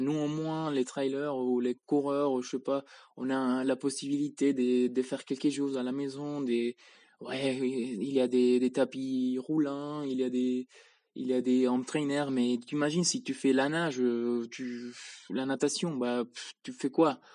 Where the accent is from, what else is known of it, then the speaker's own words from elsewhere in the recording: Spain; now in Switzerland; je viens d'Espagne, mais J'habite en Suisse